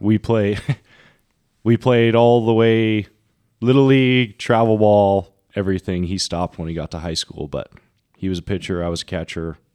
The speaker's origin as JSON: {"language": "English", "area": "Orange County", "region": "California", "country": "United States", "said": "I was from Orange County, so we were both California guys"}